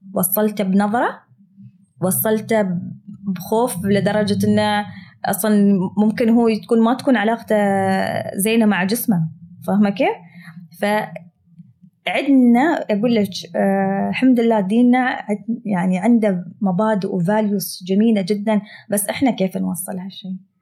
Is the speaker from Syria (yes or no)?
no; United Arab Emirates; accent: Emirati; بلهجتي الاماراتيه المعروفه